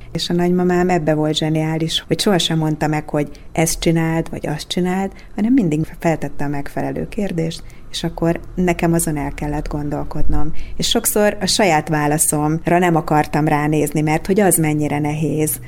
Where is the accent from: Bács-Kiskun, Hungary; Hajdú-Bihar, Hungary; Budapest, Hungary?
Bács-Kiskun, Hungary; Kecskemét; moved away as an adult; also born or lived in Székesfehérvár; now in Dunaújváros, Hungary; a Kecskeméti Kodály iskolába nőttem föl